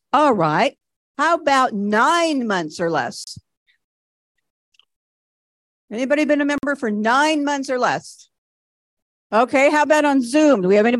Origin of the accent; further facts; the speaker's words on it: Richmond, Texas, United States; And again … from Richmond, Texas.